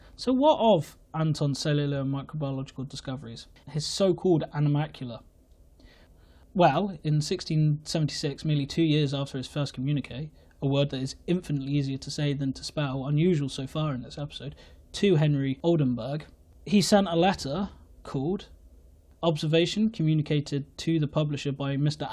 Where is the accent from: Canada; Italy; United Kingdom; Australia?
United Kingdom; England; I am English